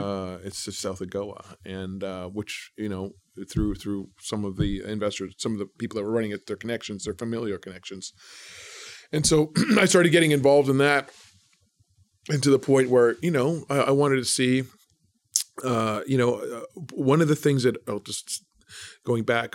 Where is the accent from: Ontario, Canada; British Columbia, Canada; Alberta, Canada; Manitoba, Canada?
Manitoba, Canada; moved away as an adult; also born or lived in Brandon, Manitoba; now in Toronto, Canada; I'm from coming from Manitoba